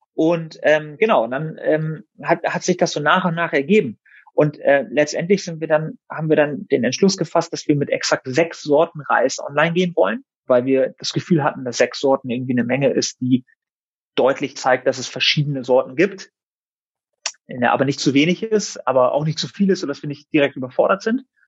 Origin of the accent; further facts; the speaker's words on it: Germany; meine Eltern sind aus dem Iran. Ich bin zwar hier in Deutschland geboren und aufgewachsen